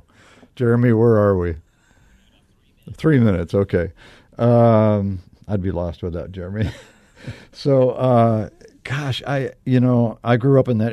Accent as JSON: {"language": "English", "town": "Akron", "region": "Ohio", "country": "United States", "tie": "born or raised there", "said": "I grew up in Northeast Ohio, in Akron, Ohio"}